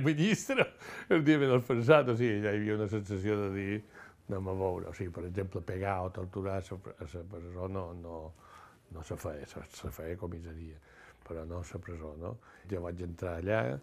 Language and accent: Catalan; Mallorca, Balearic Islands, Spain; jo, de Mallorca